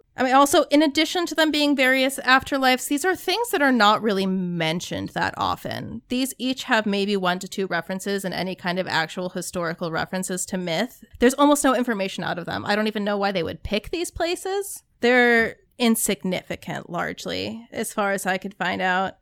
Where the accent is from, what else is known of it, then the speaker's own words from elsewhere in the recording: Arizona, United States; also born or lived in Minnesota; I grew up in Arizona